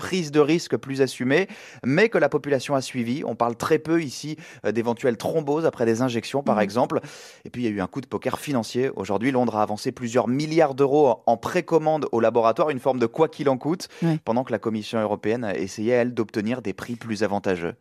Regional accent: France; now in London, United Kingdom; chez nous en France

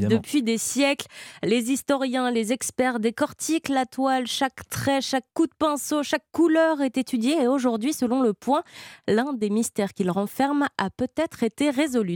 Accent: France; chez nous en France

